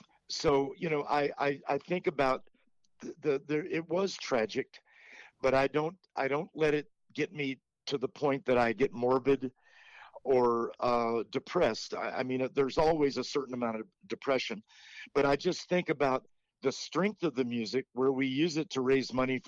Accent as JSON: {"language": "English", "country": "United States", "said": "We may even be related because we're both from Tennessee and Kentucky."}